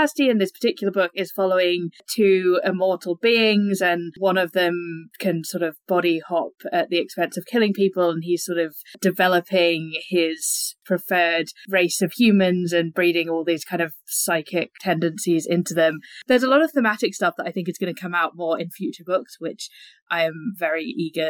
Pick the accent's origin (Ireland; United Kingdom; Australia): United Kingdom; England; accent: English; as you can tell from my accent, I'm English